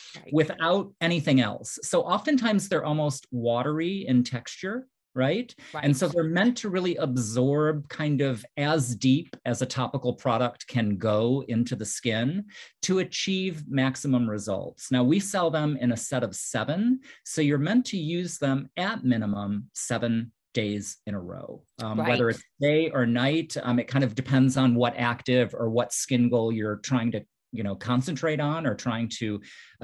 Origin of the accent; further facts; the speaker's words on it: Midwest, United States; also born or lived in New York; now in Florida, United States; I grew up in the Midwest, lived in New York for several years